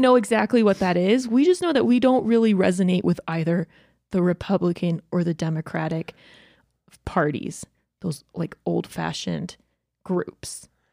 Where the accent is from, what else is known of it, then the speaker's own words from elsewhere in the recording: Georgia, United States; moved away; I grew up in Georgia where we had, like, ice storms all the time